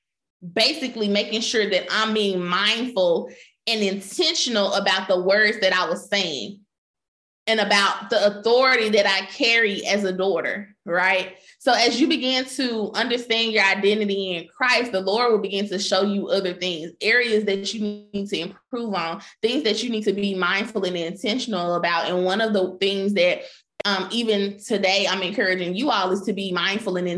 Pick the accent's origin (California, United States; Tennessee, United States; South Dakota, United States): Tennessee, United States; Memphis; I grew up in Memphis